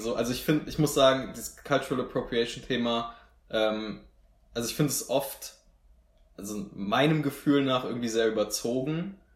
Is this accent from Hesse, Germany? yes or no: yes; Marburg, Hesse, Germany; dass wir aus Marburg kommen